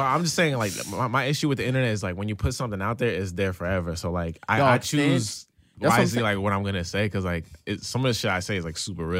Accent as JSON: {"language": "English", "town": "Newark", "region": "New Jersey", "country": "United States", "tie": "born or raised there", "said": "Now I'm from Newark, New Jersey, and, you know, obviously I grew up rough, but I'm from Haitian descent"}